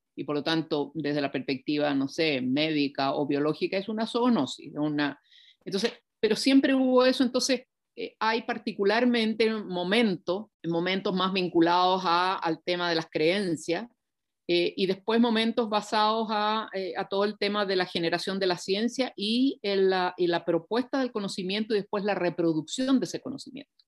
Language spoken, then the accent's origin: Spanish; Chile